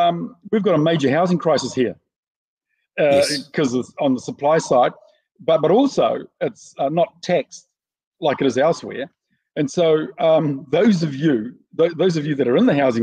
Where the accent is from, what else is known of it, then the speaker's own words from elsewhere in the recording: Auckland, New Zealand; because I'm from West Auckland, we smoke like chimneys.